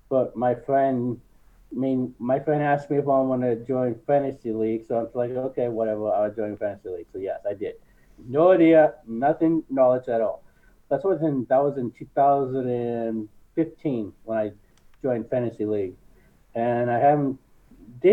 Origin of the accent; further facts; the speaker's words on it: Washington, United States; I'm from Washington